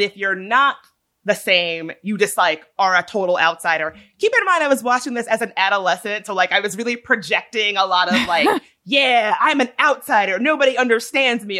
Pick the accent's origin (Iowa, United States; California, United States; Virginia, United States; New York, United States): Virginia, United States; Midlothian; moved away; when I was a young kid growing up in Midlothian, Virginia